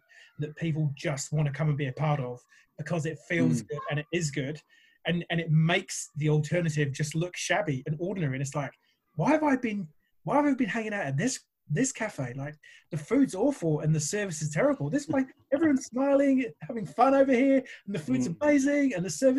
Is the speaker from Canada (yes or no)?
no; England, United Kingdom; moved away; coming from the UK originally and, you know, I'm English, I'm bloody English, I am.